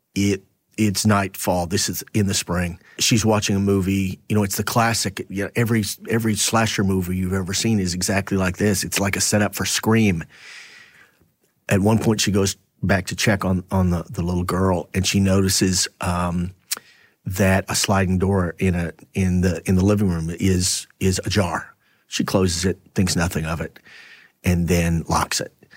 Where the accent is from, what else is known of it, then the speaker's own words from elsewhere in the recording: Temple, Texas, United States; moved away; my hometown